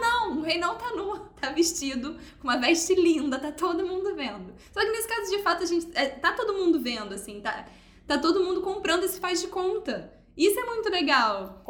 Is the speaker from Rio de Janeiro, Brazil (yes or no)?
yes; Niterói, Rio de Janeiro, Brazil; Eu que sou de Niterói